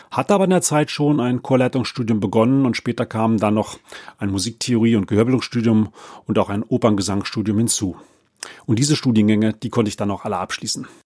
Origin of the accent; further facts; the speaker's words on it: Berlin, Germany; Aufgewachsen bin ich in Berlin-Spandau und über meinen Vater, der Kirchenmusiker war, bin ich mit Chormusik groß geworden.